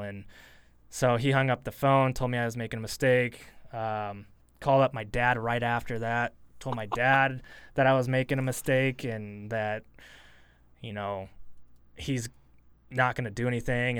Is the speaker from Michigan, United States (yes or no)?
no; Portland, Oregon, United States; moved away; also born or lived in Eugene, Oregon / Boise, Idaho; I was born in Portland. I grew up in Portland before I even moved here